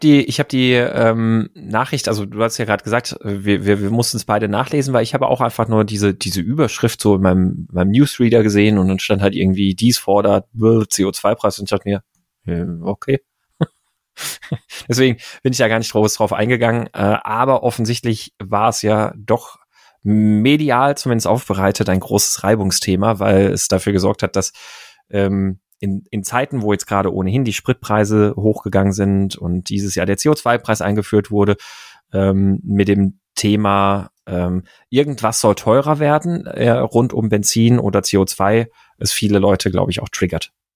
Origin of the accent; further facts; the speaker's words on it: Gaggenau, Baden-Württemberg, Germany; moved away; als Kind bin ich ja äh, in Baden-Württemberg aufgewachsen